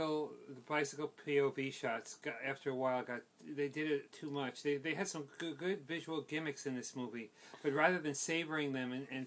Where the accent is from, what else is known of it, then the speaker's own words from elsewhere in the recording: New York, United States; as a kid growing up on the Upper East Side.